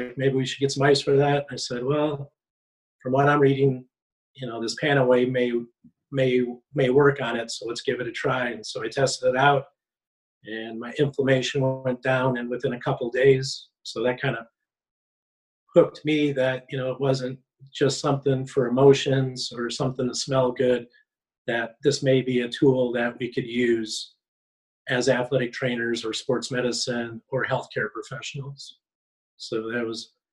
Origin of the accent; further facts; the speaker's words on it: Marshfield, Wisconsin, United States; moved away as an adult; also born or lived in Colorado; now in Valparaiso, United States; I'm from Marshfield, Wisconsin.